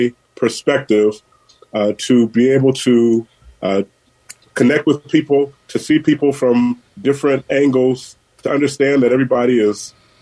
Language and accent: English; San Francisco, California, United States; Born and raised in San Francisco at General Hospital. So, yeah, I've been here through it all.